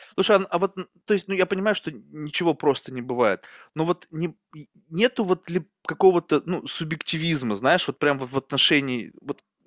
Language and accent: Russian; Russia; also born or lived in Spain; я сам вырос в России